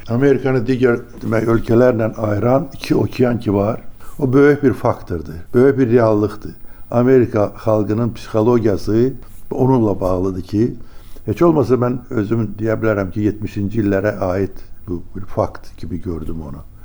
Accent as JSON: {"language": "Azerbaijani", "country": "Azerbaijan", "also_born_or_lived": "United States", "moved": "as an adult", "said": "Azərbaycan deyəndə ki, mən Azərbaycandanam, mən Sovetdənəm"}